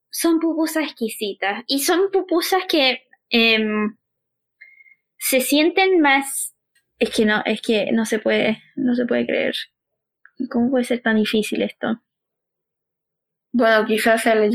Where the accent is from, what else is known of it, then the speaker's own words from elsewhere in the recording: Chile; quizás lo alejado que somos los chilenos de Centroamérica.